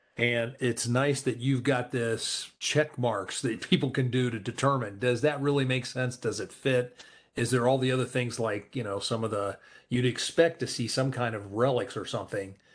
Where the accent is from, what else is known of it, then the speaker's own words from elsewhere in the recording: Columbus, United States; my hometown of Columbus here